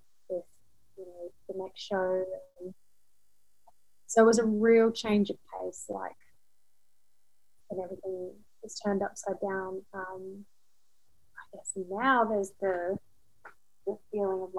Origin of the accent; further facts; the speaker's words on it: Australia; moved away as an adult; now in London, United Kingdom; I'm Australian and I've lived in London for 14 years now